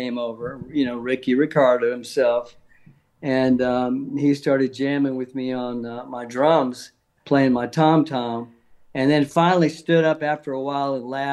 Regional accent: South Louisiana, United States; I'm from South Louisiana, Cajun.

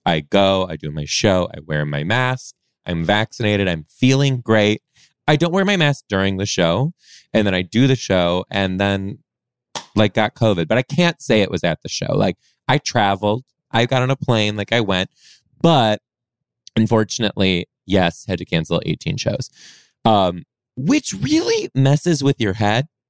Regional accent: Detroit, Michigan, United States; moved away as an adult; now in Seattle, United States; I was born in Detroit, mainly raised just outside a suburb just outside of Detroit too

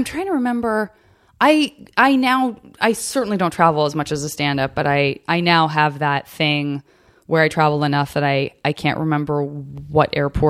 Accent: Tucson, Arizona, United States

